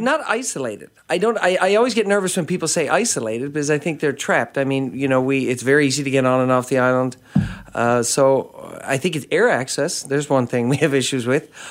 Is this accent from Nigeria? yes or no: no; St. John's, Newfoundland and Labrador, Canada; I grew up in Saint John's